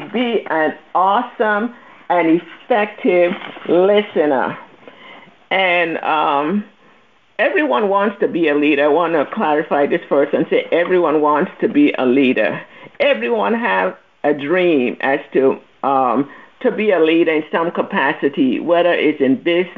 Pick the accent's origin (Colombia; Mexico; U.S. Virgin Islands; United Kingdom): U.S. Virgin Islands; moved away; I'm from the Virgin Islands, in case those of you are listening and want to know where my accent is from, St. Thomas.